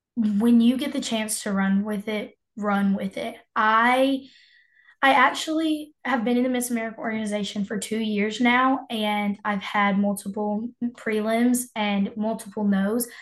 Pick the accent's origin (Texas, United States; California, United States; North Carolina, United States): North Carolina, United States; Moore County; I am 16 years old and I am from Moore County